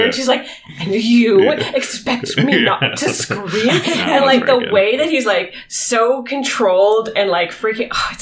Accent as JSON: {"language": "English", "country": "Canada", "first_language": "English", "said": "as an English Canadian"}